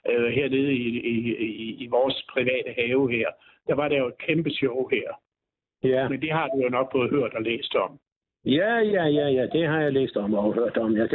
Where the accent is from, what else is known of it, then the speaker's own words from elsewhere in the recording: Byllerup Bag, Southern Denmark, Denmark; Som jeg siger, jeg kommer jo ned fra Byllerup Bag, som ligger tæt på den dansk-tyske grænse